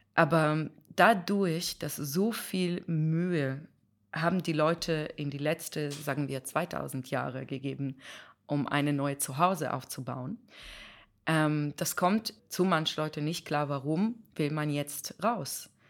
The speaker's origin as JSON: {"language": "German", "country": "Israel", "second_language": "German", "moved": "yes", "lives_now": "Germany", "said": "ich komme aus Israel, wo alle, fast alle jüdisch sind"}